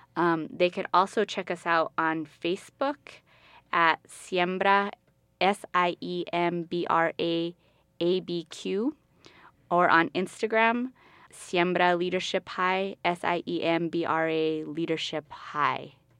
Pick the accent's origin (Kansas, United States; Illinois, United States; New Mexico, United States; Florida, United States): New Mexico, United States; Albuquerque; I'm originally from Albuquerque. I'm from the West Side. Um, I went to John Adams Middle School, and I went to West Mesa High School